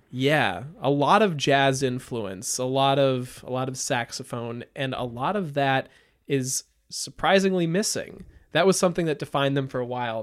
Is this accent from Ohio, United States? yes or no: no; Napa Valley, California, United States; moved away; I grew up in Napa Valley